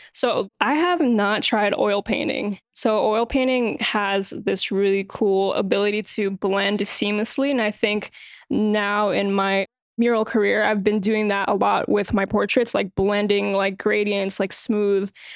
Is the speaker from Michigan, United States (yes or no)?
no; New York City, New York, United States; born and raised in New York City